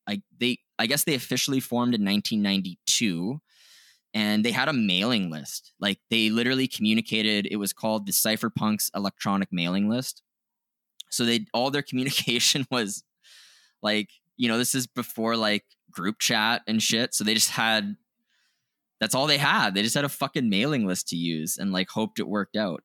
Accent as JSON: {"language": "English", "country": "Canada", "said": "we're Canadian, we're not familiar with, uh, the U S history as much, like, we're not taught it in our education system"}